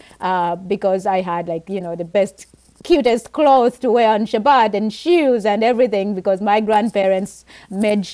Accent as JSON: {"language": "English", "country": "Uganda", "tie": "born or raised there", "moved": "yes", "said": "I grew up in Uganda"}